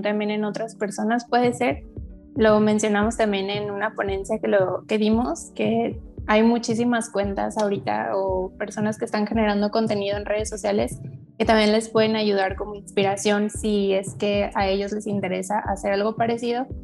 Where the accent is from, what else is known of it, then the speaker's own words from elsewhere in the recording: Guadalajara, Jalisco, Mexico; tengo 23 años, soy de Guadalajara, Jalisco